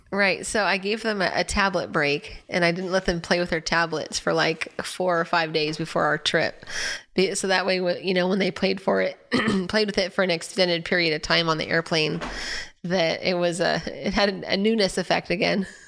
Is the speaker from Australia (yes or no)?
no; Anaheim, California, United States; I grew up in Anaheim